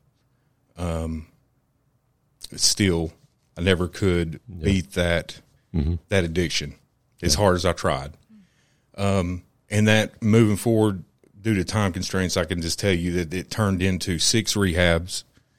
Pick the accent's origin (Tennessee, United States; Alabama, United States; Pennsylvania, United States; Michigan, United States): Tennessee, United States; Maryville; I'm from Maryville. Mm-hmm. I grew up in Maryville. Played football in high school for Maryville.